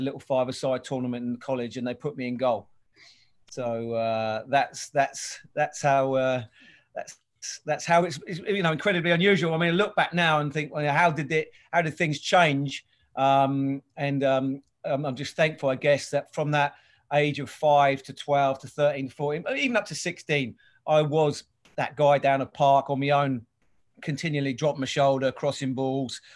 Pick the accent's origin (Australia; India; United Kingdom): United Kingdom; Winchester, South East England; moved away; also born or lived in Colorado; I grew up in a place, Winchester, down in the south coast there